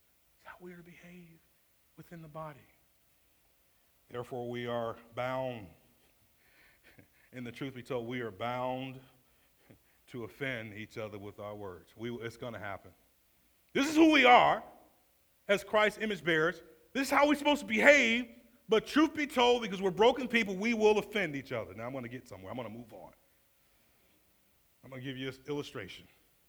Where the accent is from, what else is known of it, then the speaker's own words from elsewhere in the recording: Atlanta, Georgia, United States; I'm from Atlanta.